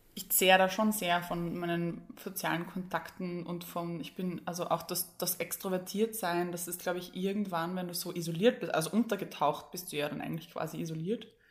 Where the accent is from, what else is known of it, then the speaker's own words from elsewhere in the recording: Vienna, Austria; bei uns in Wien